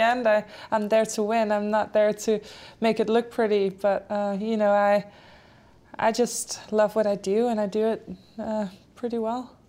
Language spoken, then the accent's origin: English; Denmark; first language Polish and Danish; English is a second language; moved away; My parents are Polish, so I had that from birth, Polish and Danish since I grew up in Denmark